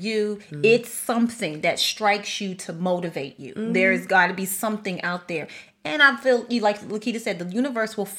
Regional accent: Chicago, Illinois, United States; I'm from Chicago, born and raised, from there

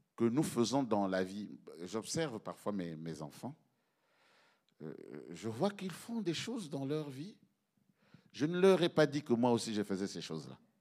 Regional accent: Belgium; chez nous, en Belgique

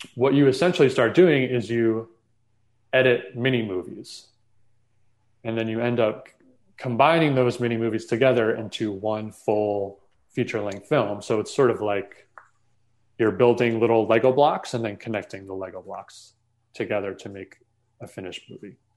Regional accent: New York metro area, United States; I grew up in the New York metro area

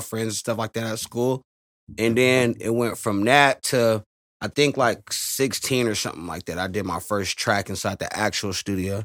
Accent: Merced, California, United States; I'm here from Merced, California

